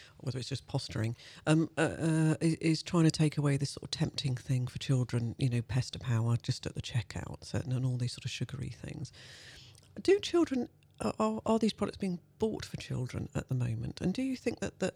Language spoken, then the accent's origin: English; London, United Kingdom; I was born in Clapham, but in the 60s, it was pretty dire